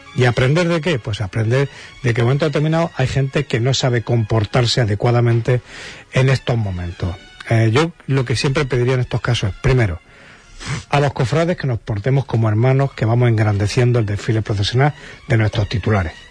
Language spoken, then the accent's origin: Spanish; Jaén, Andalusia, Spain; now in Huelva, Spain; yo soy de Jaén